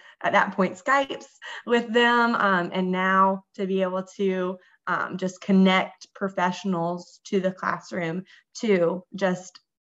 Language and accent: English; Columbia, South Carolina, United States; moved away as an adult; now in Durham, United States; I'm from Columbia, South Carolina